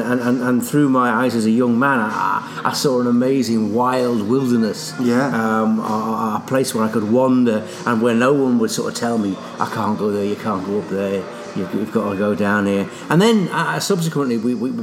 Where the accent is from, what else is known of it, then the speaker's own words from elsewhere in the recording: Merseyside, North West England, United Kingdom; moved away as an adult; now in Scotland; I grew up in Merseyside.